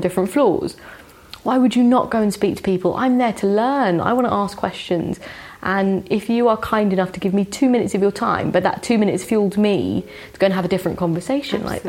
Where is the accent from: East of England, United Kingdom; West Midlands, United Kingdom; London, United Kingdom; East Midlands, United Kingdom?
London, United Kingdom; I grew up in West London